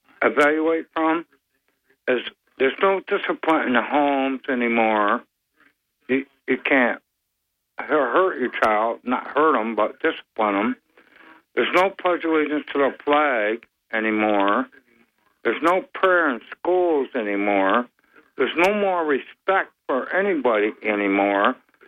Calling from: Binghamton, New York, United States; I'm … from Binghamton.

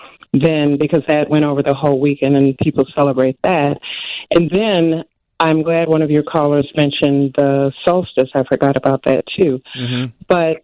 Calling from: Chicago, Illinois, United States; I am calling from the South Side

